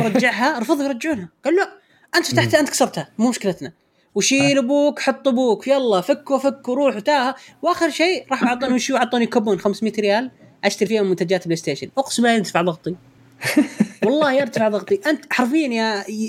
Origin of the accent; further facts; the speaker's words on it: Riyadh, Riyadh Province, Saudi Arabia; عندنا في الرياض